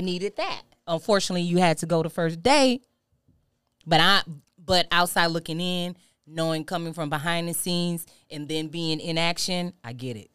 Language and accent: English; Houston, Texas, United States; also born or lived in Louisiana; I'm originally from Louisiana, but I was born, I was raised in Houston